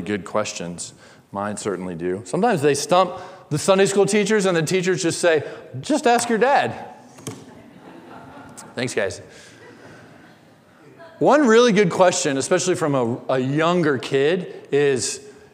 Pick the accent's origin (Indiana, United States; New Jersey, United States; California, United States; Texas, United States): Indiana, United States; born or raised there